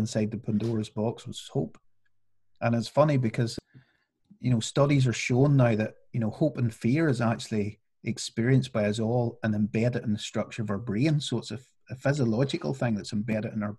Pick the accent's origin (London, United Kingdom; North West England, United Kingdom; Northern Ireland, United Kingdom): Northern Ireland, United Kingdom; when I was growing up in Northern Ireland